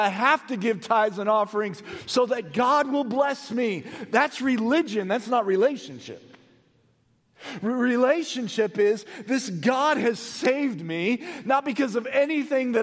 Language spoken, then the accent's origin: English; United States; Most of us as American Christians have spent the majority of our Christian life in the New Testament